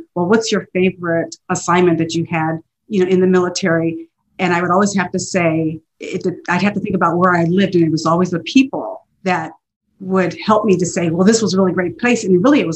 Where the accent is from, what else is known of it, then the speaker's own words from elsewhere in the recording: Baltimore, Maryland, United States; moved away; I grew up in Baltimore, Maryland